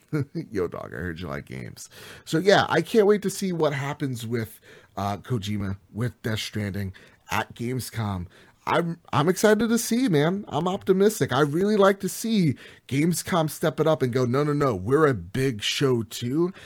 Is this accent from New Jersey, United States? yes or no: yes; New Jersey, United States; I'm from Jersey, you could tell from my accent